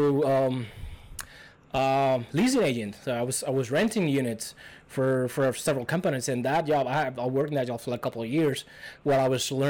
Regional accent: Cuba; English is a second language; moved away as an adult; now in United States; I'm from Cuba. I came like around 4 years ago. Still not citizen of the U.S. yet.

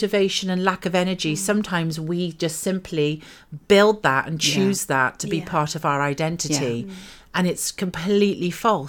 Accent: United Kingdom; we're British.

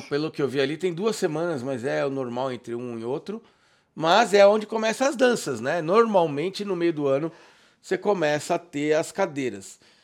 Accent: São Paulo, Brazil; eu sou de São Paulo

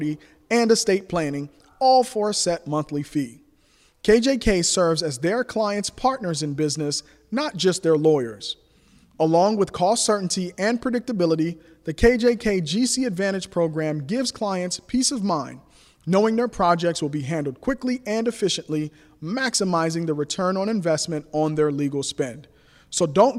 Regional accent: Liberia; now in Columbus, United States; I am originally from Liberia.

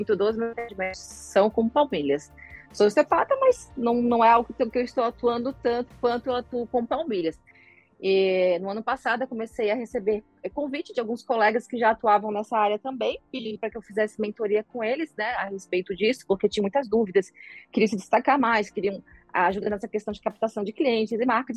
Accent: Florianópolis, Santa Catarina, Brazil; Sou de Floripa

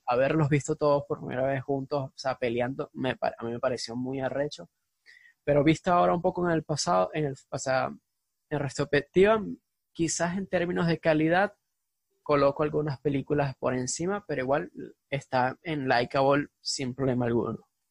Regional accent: Venezuela; venimos de Venezuela

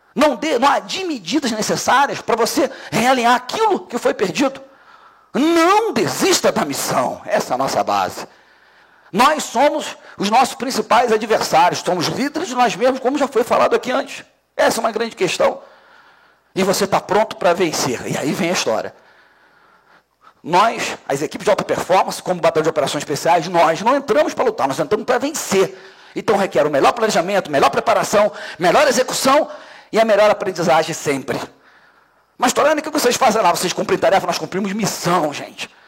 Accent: Brazil; nós somos brasileiros que escolhemos trabalhar numa atividade chamada segurança pública

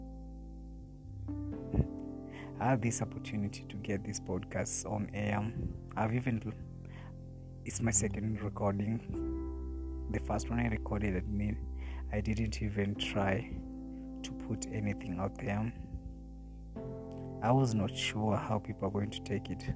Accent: Nakuru, Nakuru County, Kenya; I'm a simple boy from Nakuru, born and raised in Nakuru, in a place called Egerton.

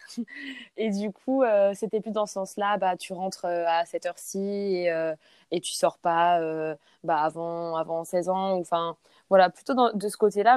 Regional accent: Saint-Raphaël, Provence-Alpes-Côte d'Azur, France; first language French; moved away as an adult; also born or lived in Sweden; now in New Zealand; je suis française, j'ai 24 ans et je viens du sud de la France, donc de Saint-Raphaël

